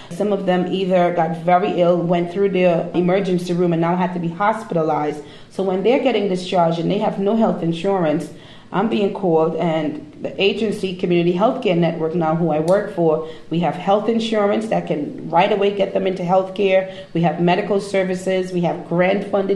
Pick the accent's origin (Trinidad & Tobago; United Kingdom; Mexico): Trinidad & Tobago; now in United States; I'm from Trinidad, in the Caribbean.